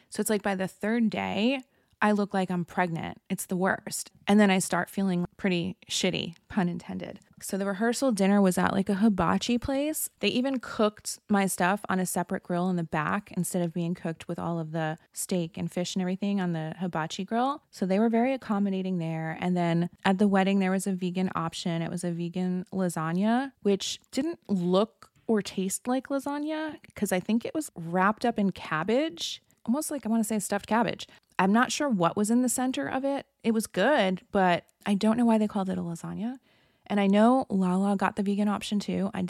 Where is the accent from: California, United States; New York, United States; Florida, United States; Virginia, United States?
Florida, United States; I had called in and it was Scheana and I talking and I was from Florida